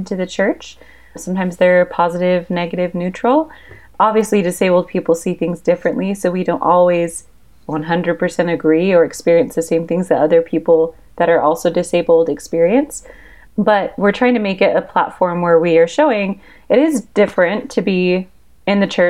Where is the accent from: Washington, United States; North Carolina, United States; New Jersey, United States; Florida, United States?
Washington, United States; now in Utah, United States; I grew up in Washington State. I'm currently in Utah.